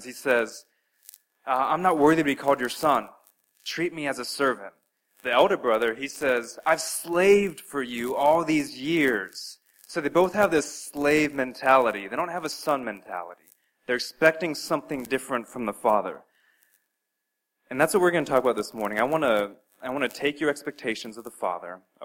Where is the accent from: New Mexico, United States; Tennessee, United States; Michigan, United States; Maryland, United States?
New Mexico, United States; Albuquerque; moved away; I spent some very formative years of my life growing up in Albuquerque, New Mexico.